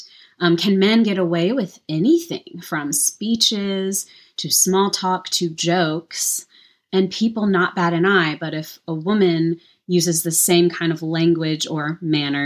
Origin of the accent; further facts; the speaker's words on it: Deep South, United States; I grew up in the Deep South, the Bible Belt